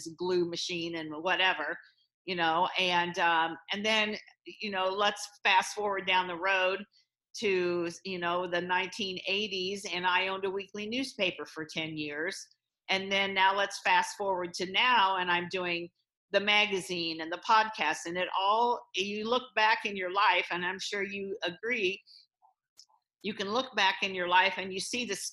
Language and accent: English; Warsaw, Illinois, United States; I grew up near Quincy, Illinois, which I'm sure then you're familiar with that, in a little town called Warsaw, Illinois, right on the Mississippi River